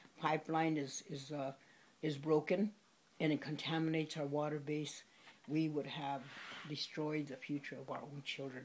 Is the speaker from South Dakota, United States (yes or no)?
yes; Pine Ridge Reservation, South Dakota, United States; I'm Oglala Lakota from the Pine Ridge Reservation, and I live in a small village called Oglala, just 15 miles north of Pine Ridge